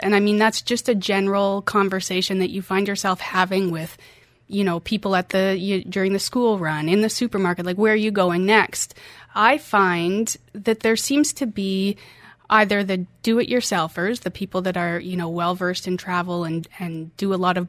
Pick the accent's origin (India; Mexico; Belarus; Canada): Canada; moved away as an adult; also born or lived in Norway; now in United Arab Emirates; I'm from Canada, yes.